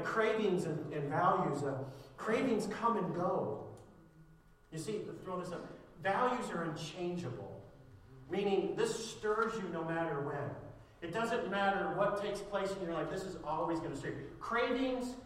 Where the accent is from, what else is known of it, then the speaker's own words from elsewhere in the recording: Ireland; As an Irishman